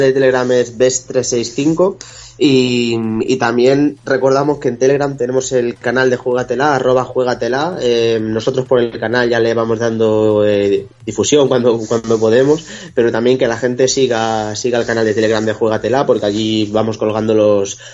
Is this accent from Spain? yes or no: yes; Spain; como españoles pues vamos a apoyar a nuestra selección